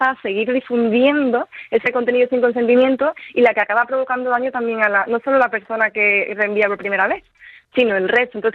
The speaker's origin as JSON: {"language": "Spanish", "town": "Seville", "region": "Andalusia", "country": "Spain", "said": "De Sevilla."}